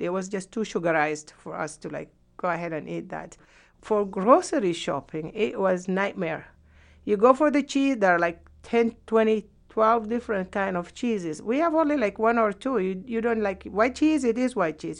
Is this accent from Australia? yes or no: no; Sudan; moved away as an adult; also born or lived in Yemen; now in United States